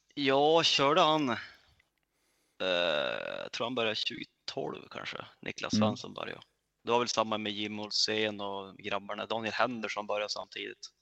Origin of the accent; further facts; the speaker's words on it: Örnsköldsvik, Västernorrland County, Sweden; jag kom från Övik